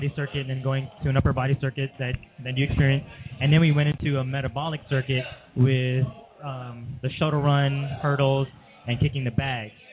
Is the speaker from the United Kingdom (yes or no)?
no; Guam; moved away; I'm from a small island. I'm from Guam.